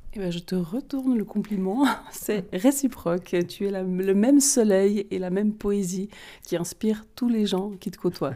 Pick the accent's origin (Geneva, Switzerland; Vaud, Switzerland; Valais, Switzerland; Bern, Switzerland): Vaud, Switzerland; accent: vaudois; mon super accent vaudois